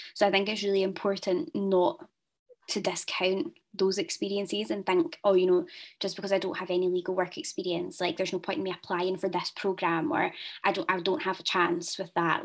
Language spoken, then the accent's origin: English; Ayr, Scotland, United Kingdom; I'm from Ayr